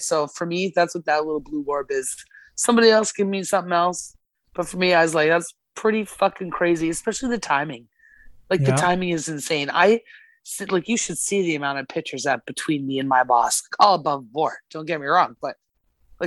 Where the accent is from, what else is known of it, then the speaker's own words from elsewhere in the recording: Alberta, Canada; now in Nova Scotia, Canada; I was born and raised in Alberta, and here I am in Nova Scotia